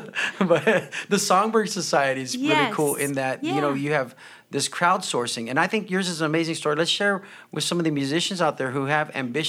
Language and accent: English; Corpus Christi, Texas, United States; Corpus Christi native